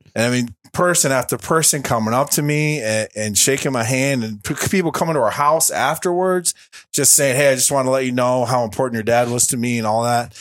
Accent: Linden, United States; came back to my hometown, uh, of Linden

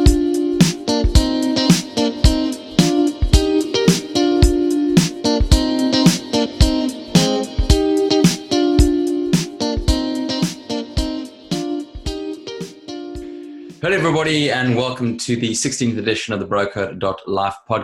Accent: South Africa; South African

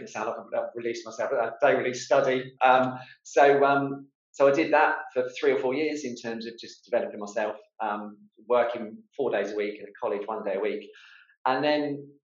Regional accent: Portsmouth, South East England, United Kingdom; with a construction business in my hometown in Portsmouth

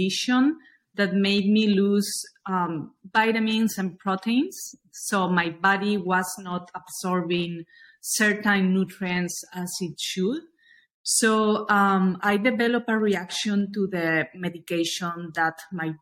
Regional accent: Spain; moved away as an adult; also born or lived in New York; now in Miami, United States; I'm originally from Spain

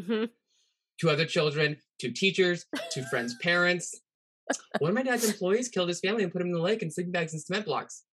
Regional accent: Pacific Northwest, United States; I'm also from the Pacific Northwest, which is a serial killer hub

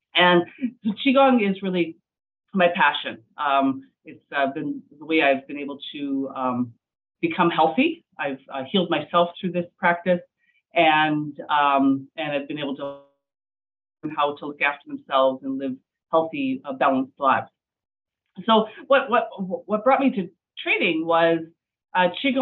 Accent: Medicine Hat, Alberta, Canada; I'm from Medicine Hat, Alberta.

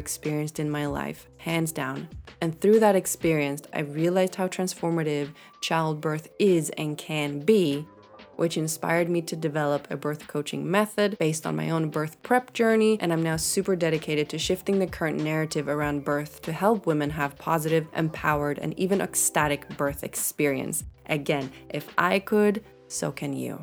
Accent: Sweden; I'm from Sweden. I live in Sweden.

